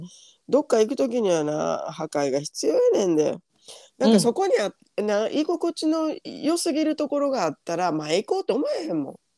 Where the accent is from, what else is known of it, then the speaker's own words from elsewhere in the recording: Osaka, Japan; moved away as an adult; now in Australia; 私大阪の大阪私ら2人とも大阪出身